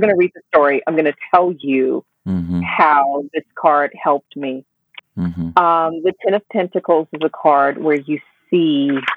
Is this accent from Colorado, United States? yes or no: no; Memphis, Tennessee, United States; now in Ticino, Switzerland; growing up in Memphis, it was, you know, it was a segregated town